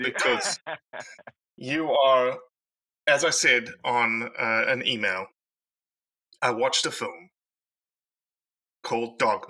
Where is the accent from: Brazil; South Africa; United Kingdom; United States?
South Africa; I'm South African